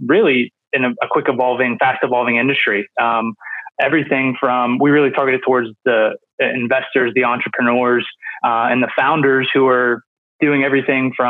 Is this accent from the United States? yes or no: yes; Pittsburgh, Pennsylvania, United States; I'm from Pittsburgh, Pennsylvania, based there. I'm there now